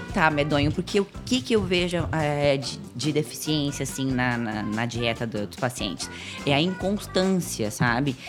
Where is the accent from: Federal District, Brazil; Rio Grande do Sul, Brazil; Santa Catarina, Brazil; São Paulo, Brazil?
Santa Catarina, Brazil; Florianópolis; Eu sou manezinha da ilha.